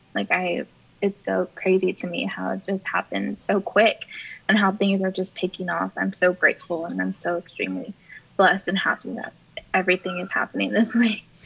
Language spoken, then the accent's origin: English; Corpus Christi, Texas, United States; I've been here, born and raised my entire life